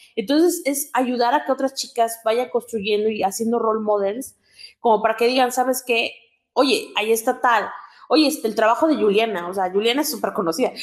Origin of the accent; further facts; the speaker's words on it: Oaxaca, Mexico; soy del estado de Oaxaca